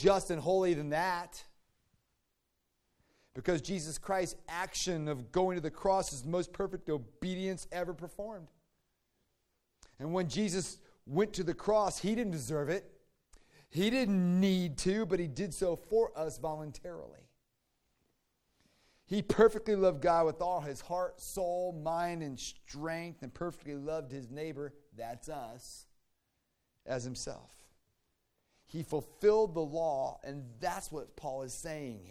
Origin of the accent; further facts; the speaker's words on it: Virginia, United States; I grew up in Virginia